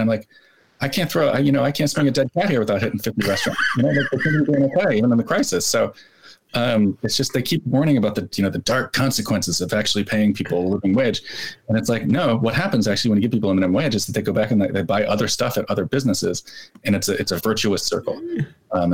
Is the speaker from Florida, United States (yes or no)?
no; New Jersey, United States; I grew up in New Jersey